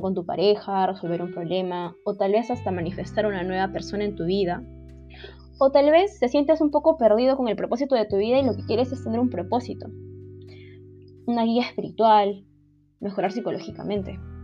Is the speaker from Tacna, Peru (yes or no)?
no; Lima, Peru; soy de Lima, Perú.